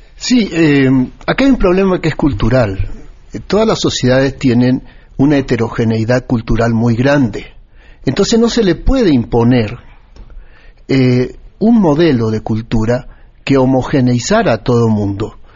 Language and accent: Spanish; Argentina; now in Mexico; yo hace 40 años vivo en México, soy nacido en Argentina